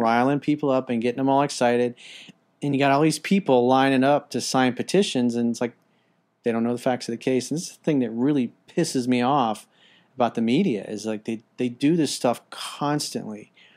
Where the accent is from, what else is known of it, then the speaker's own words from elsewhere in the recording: United States; as an American